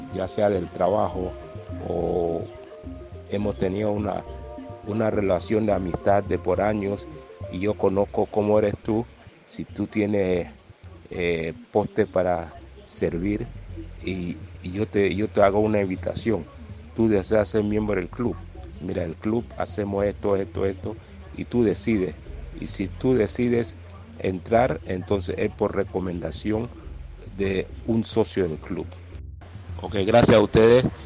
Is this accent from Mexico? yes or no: no; Colón, Panama; como somos de Colón del área